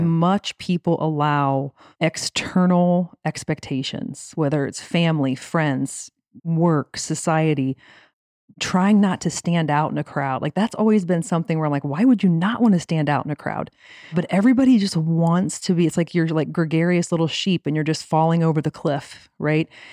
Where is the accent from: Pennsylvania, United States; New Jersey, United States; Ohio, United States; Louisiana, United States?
Ohio, United States; Lima; So, I'm from Lima, Ohio. My parents met young in Lima